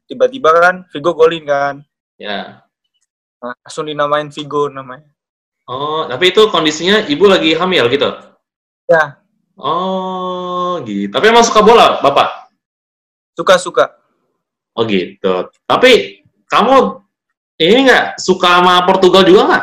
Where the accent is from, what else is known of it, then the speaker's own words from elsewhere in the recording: Jakarta, Indonesia; Asli Jakarta, Bang.